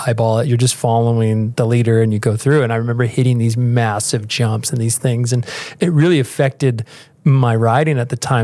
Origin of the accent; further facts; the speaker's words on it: United States; I grew up at the beach